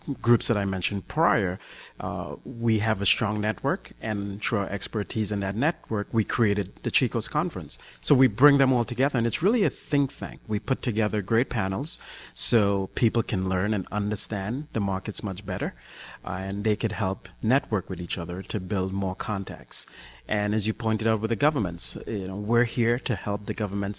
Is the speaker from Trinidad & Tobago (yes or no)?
yes; Trinidad & Tobago; now in New York, United States; I'm originally from the Caribbean, Trinidad and Tobago, but I've lived in New York for over 20 years